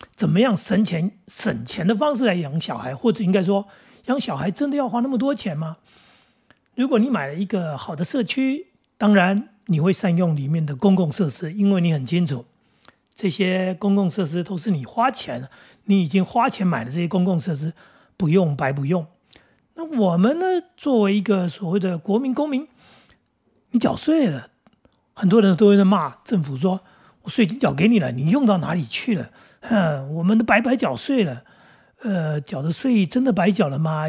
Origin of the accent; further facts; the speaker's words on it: Taoyuan, Taiwan; 对我们来说，我们桃园人